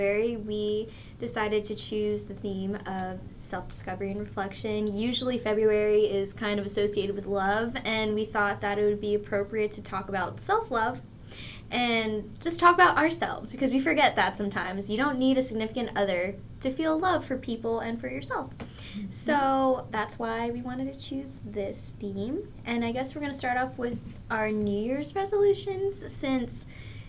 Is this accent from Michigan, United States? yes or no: no; New Jersey, United States; moved away as an adult; I'm from New Jersey